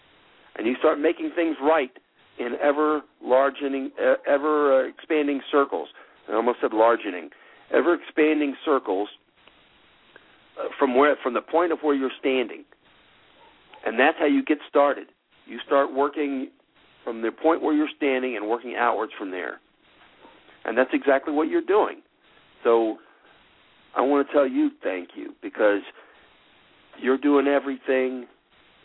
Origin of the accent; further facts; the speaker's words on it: United States; I'm an American.